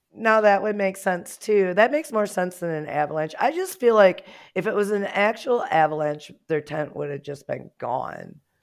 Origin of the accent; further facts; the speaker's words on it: United States; as an American